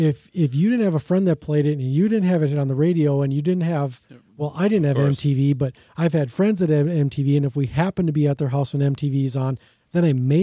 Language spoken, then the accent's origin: English; Burnsville, Minnesota, United States; Well, I was in Burnsville at the time. I grew up in Burnsville.